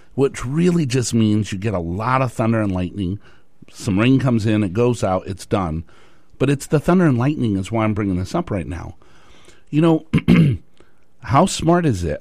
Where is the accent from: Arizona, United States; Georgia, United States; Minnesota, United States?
Arizona, United States; Tucson; moved away; I grew up in Tucson, Arizona, and then I moved up here